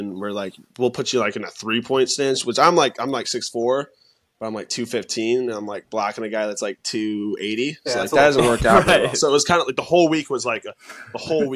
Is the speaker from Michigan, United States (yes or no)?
yes; Michigan, United States; moved away as an adult; now in Bowling Green, United States; growing up in Michigan, you know, being a Michigan fan